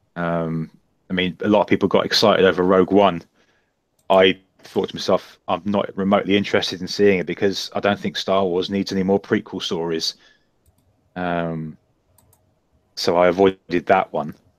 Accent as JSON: {"language": "English", "town": "Bedford", "region": "East of England", "country": "United Kingdom", "tie": "born or raised there", "said": "my hometown of Bedford"}